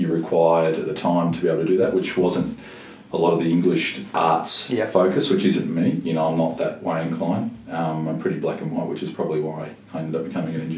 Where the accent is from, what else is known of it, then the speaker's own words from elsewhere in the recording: Mount Eliza, Victoria, Australia; Mount Eliza. So I had a terrific childhood